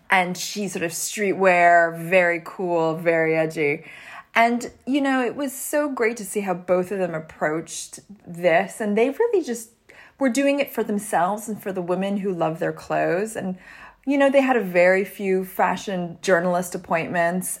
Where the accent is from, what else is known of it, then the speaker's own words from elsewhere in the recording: Canada; I grew up in Canada